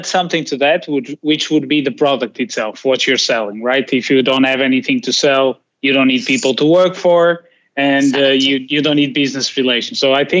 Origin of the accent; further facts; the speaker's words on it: Portugal; I come from Portugal